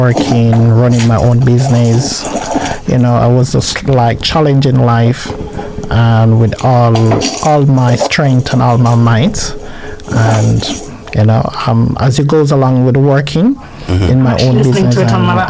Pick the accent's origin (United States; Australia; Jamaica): Jamaica; also born or lived in Edmonton, London; now in London, United Kingdom; I'm from Jamaica